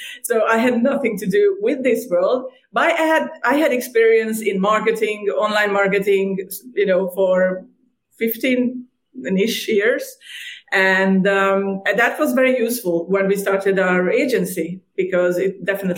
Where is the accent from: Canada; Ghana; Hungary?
Hungary; moved away as an adult; also born or lived in Ireland; now in Cyprus; I was born and raised in Hungary, in a small town in Hungary